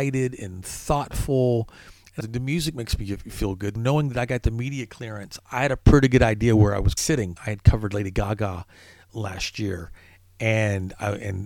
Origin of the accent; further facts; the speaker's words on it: Arkansas, United States; I'm from Arkansas